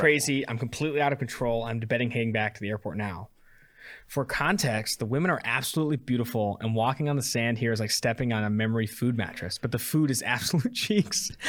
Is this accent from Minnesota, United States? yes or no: no; Oakland, California, United States; I'm born and raised in Oakland.